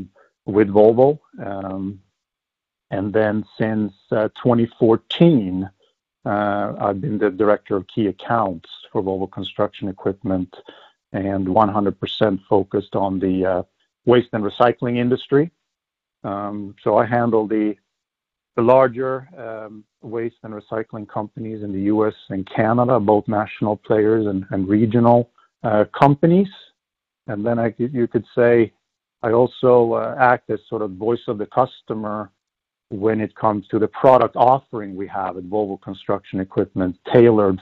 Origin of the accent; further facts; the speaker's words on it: Sweden; moved away as an adult; now in United States; Born and raised in Sweden, I came to the U.S.